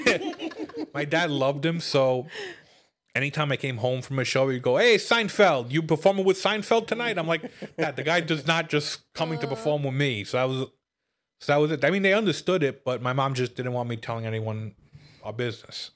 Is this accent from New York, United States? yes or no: yes; New York City, New York, United States; now in Upstate New York, United States; I grew up in Brooklyn and I moved upstate